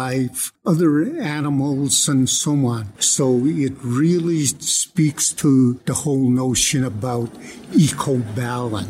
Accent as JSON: {"language": "English", "area": "Blood Indian Reserve", "region": "Alberta", "country": "Canada", "moved": "as an adult", "lives_now": "Lethbridge, Canada", "said": "I'm from the Blood Indian Reserve, but I've been here at the University of Lethbridge since 1975 as a professor"}